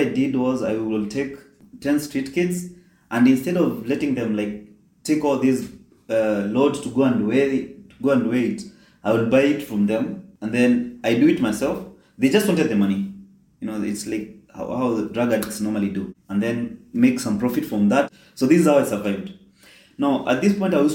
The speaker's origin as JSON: {"language": "English", "country": "Kenya", "tie": "born or raised there", "moved": "as an adult", "lives_now": "Qatar", "said": "I was born and raised in Kenya"}